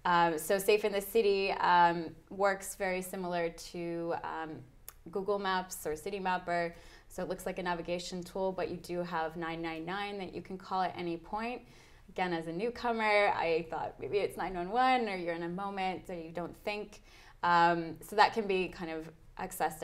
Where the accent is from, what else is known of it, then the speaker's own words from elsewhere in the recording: Canada; moved away as an adult; now in London, United Kingdom; I'm Canadian and moved over to London about 2 years ago to do my master's degree in public health